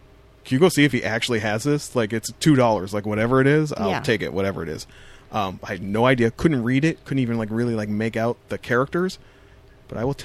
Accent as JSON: {"language": "English", "town": "Amherstburg", "region": "Ontario", "country": "Canada", "tie": "born or raised there", "moved": "yes", "said": "I always say I'm from Windsor. I'm actually from a town called Amherstburg"}